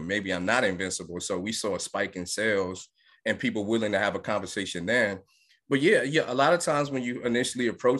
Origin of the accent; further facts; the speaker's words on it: New York City, New York, United States; now in Atlanta, United States; I grew up in Brooklyn, New York